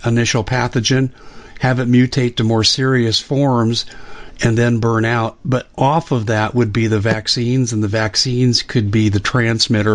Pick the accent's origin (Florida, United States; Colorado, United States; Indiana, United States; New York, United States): Colorado, United States; I grew up in Colorado, and two of my former schoolmates